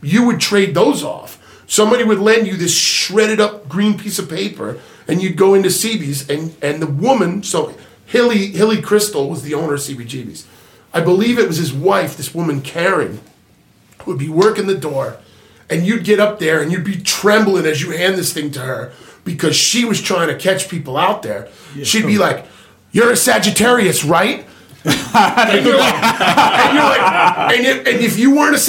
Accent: Long Island, New York, United States; when I was a kid growing up on Long Island

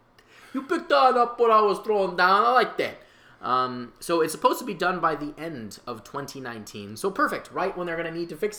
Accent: Chicago, Illinois, United States; I am a Chicagoan, and Chicagoans only follow what the city of Chicago says.

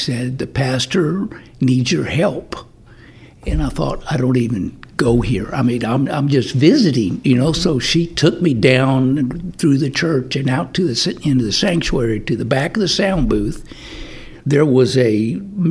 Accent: Florida, United States; also born or lived in Rockwall, Texas; now in Lake Cypress, United States; I grew up in Florida

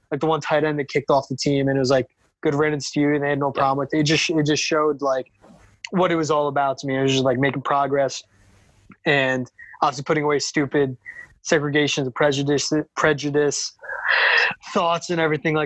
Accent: New Jersey, United States; also born or lived in Joplin, Missouri; now in Madison, United States; growing up in New Jersey

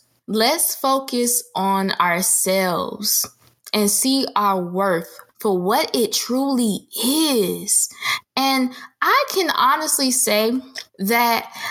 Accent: Jacksonville, Florida, United States; moved away as an adult; now in Orlando, United States; I have always wanted to move out of my hometown, Jacksonville

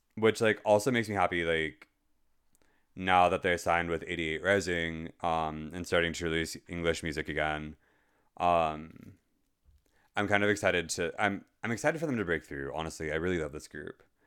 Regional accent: United States; as an American, given the hellhole that we live in currently

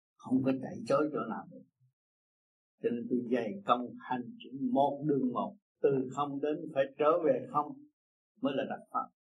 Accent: Vietnam; tôi là người Việt Nam

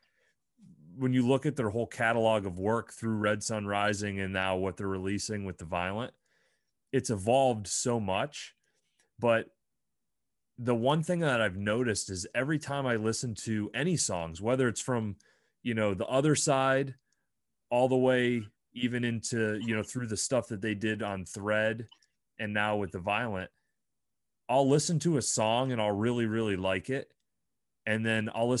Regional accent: Bradford, Pennsylvania, United States; there's something strange and unique and different about where we grew up. And I'm proud in a weird kind of way that I grew up there

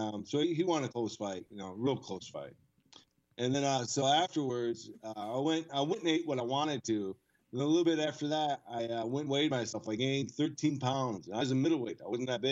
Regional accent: Flushing, Michigan, United States; I grew up in Flushing, Michigan

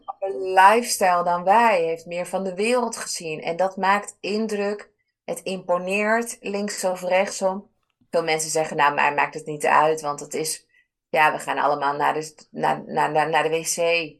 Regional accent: Ibiza, Balearic Islands, Spain; moved away; Ik ben dan opgegroeid op, eh, op Ibiza. Dat is mijn geboorte-eiland

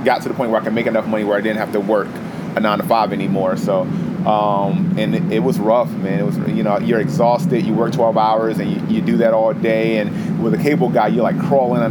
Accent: Chesapeake, Virginia, United States; Born and raised in Hampton Roads. Went to Indian River High School and then went to Old Dominion after I graduated. In the South Norfolk area of Chesapeake

